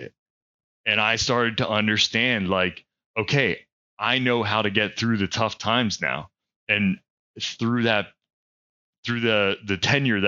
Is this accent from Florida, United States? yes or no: no; Pennsylvania, United States; moved away as an adult; now in North Carolina, United States; I'm originally from Pennsylvania